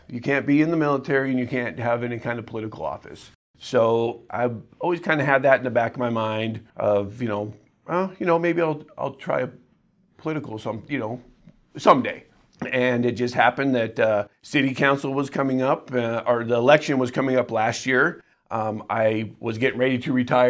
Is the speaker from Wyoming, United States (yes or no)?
yes; Gillette, Wyoming, United States; also born or lived in South Dakota; I was born in South Dakota. We moved around quite a bit for the first 10 years of my life. My dad worked construction over in South Dakota. And then in 1981, he got a job over here in Gillette at one of the coal mines. And I've been here